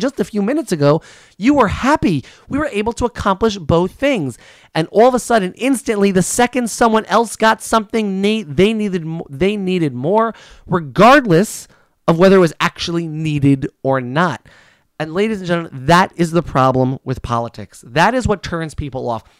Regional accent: United States; I am an American

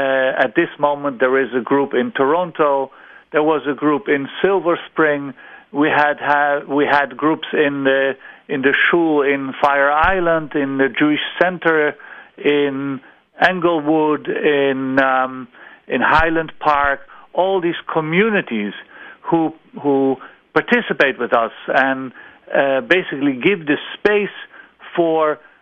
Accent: Netherlands; English is a second language; moved away as an adult; now in Israel; after I came on Aliyah from the Netherlands.

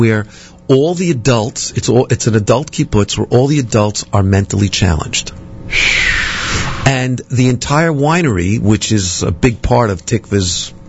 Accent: New York City, New York, United States; Well, I grew up on Penn.

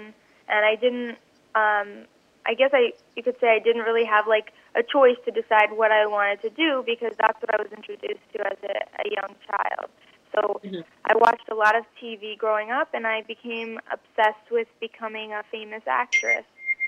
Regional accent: Los Angeles, California, United States; So I grew up in Los Angeles, and Hollywood

